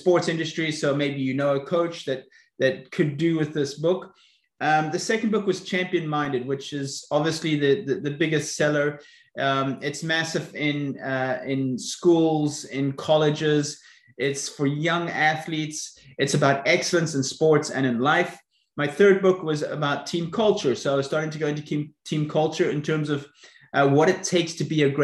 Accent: South Africa; now in Florida, United States; I was brought up in South Africa, so that's maybe where you can locate my accent

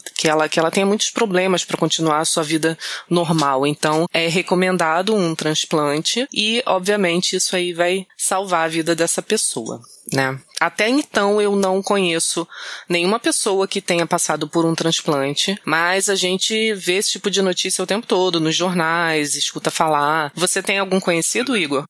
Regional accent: Rio de Janeiro, Brazil; eu sou natural do Acre, né, na verdade. Não, mentira, do Rio mesmo

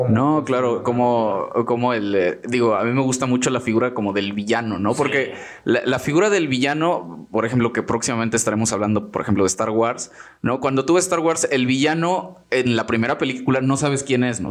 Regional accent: Mexico

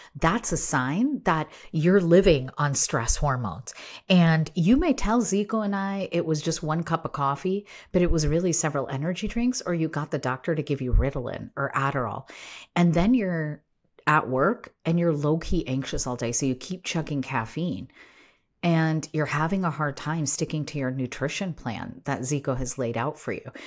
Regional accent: United States; I was raised here in the United States

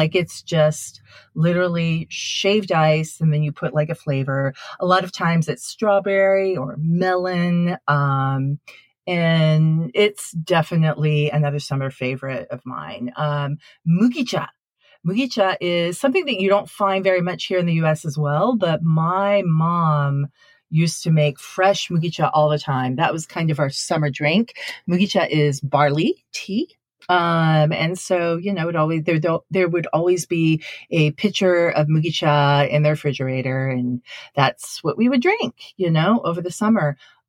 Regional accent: Sendai, Miyagi, Japan; But when I was growing up in Sendai, you know, northern part of Japan, Sendai actually has one of the biggest and most impressive Tanabata festivals in Japan.

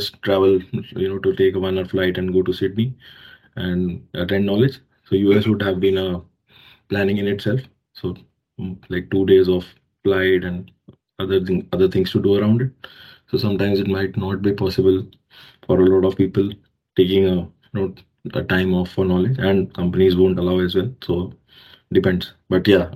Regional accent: Delhi, India; moved away as an adult; also born or lived in Jalandhar, Punjab, India; now in Australia; I was born in Delhi, India. And I did my, you know, all my schooling. So my graduation from Punjab, Jalandhar, Punjab

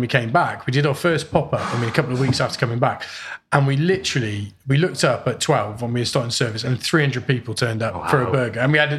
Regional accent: Hereford, West Midlands, United Kingdom; being from Hereford, where we're from, you know, beef is a big thing.

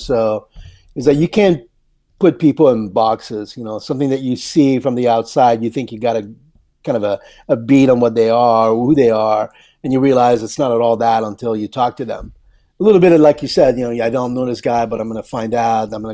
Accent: Canada; moved away as an adult; also born or lived in Paris, France; now in Newport Beach, United States; I was born in Paris and then raised in Canada. And then I came to the U.S. in the early 80s

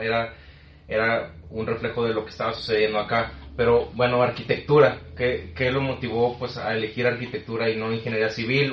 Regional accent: Tabasco, Mexico; also born or lived in Mexico City; now in Monterrey, Mexico; Yo vengo de Tabasco

